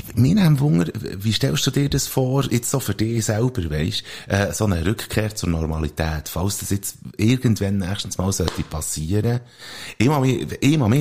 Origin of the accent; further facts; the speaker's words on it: Switzerland; bei uns in der Schweiz